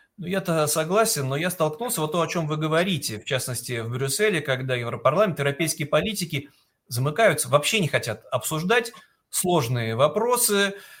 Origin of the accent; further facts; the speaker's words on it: Saint Petersburg, Russia; moved away as an adult; мы, петербуржцы